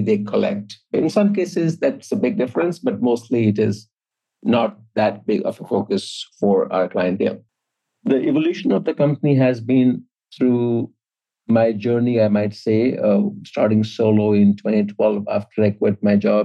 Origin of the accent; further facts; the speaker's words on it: Jamshedpur, Jharkhand, India; moved away; when I grew up in India, small steel city called Tata Nagar